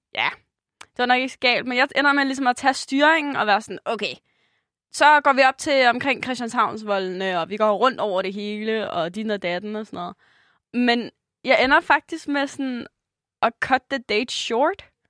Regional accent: Denmark; jeg er fra Jylland

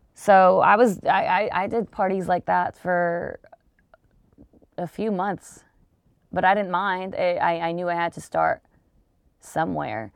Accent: Long Beach, California, United States; I'm from Long Beach

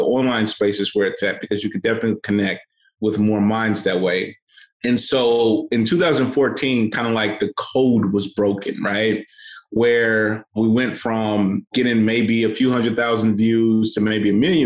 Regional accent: St. Louis, Missouri, United States; So I come from St. Louis, Missouri. I grew up in children's homes

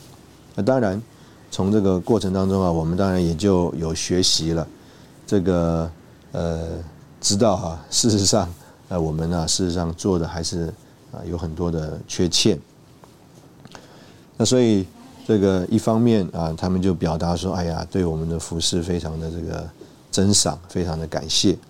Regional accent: China; 这个我们中国人呢不太会这种 small talk。

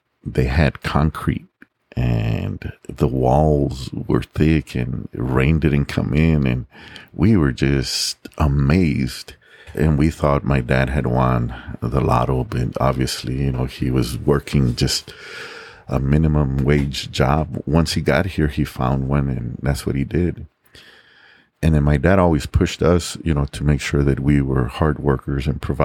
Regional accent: San Antonio, Texas, United States; also born or lived in Laredo, Texas / Mexico; growing up in the West Side, it was very easy for me to fall into the wrong crowds

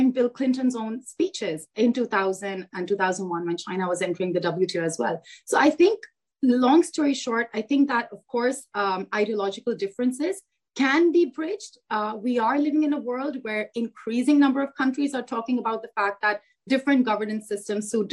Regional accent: Pakistan; as a Pakistani

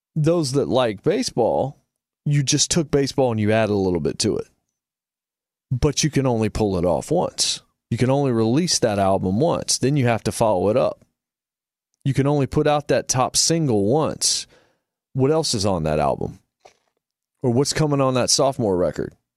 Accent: Martinsville, Virginia, United States; I grew up in Martinsville, Virginia, a very small town.

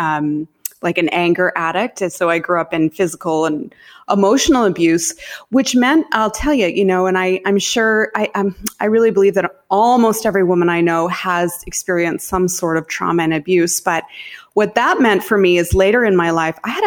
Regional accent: Saskatchewan, Canada; I grew up in Saskatchewan in Canada

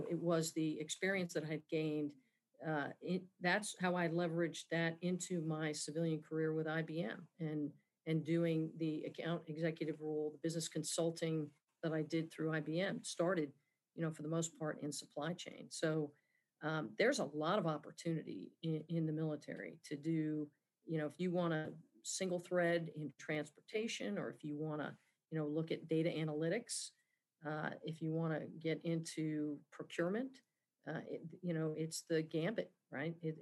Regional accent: New Jersey, United States; moved away as an adult; I grew up in New Jersey

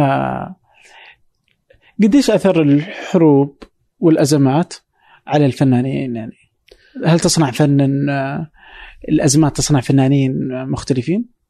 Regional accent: Saudi Arabia; عندنا في السعوديه او في الخليج

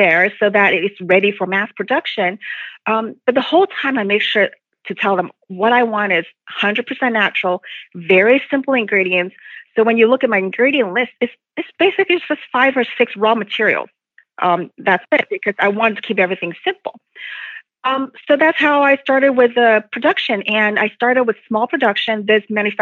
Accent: Hong Kong; moved away; I came from Hong Kong, not from China

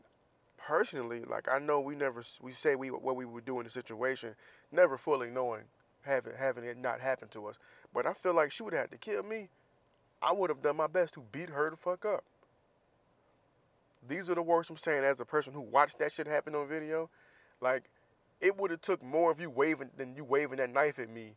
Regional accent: Florida, United States; moved away; my state

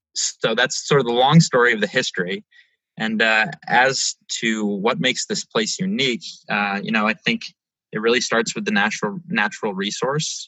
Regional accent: Falmouth, Maine, United States; I am from Maine originally. I grew up in a town called Falmouth, which is just north of Portland, Maine

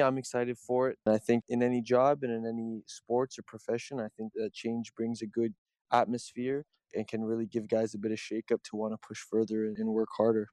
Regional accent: Toronto, Ontario, Canada; I'm a kid from Toronto

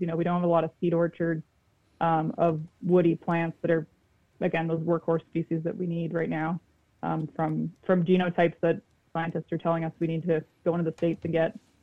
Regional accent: Peterborough, Ontario, Canada; moved away as an adult; now in Fredericton, Canada; I grew up in Southern Ontario

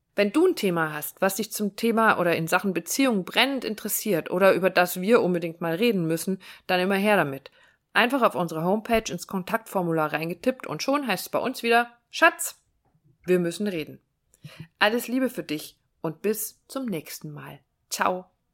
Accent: Northern Germany, Germany; Ich komme aus dem Norden

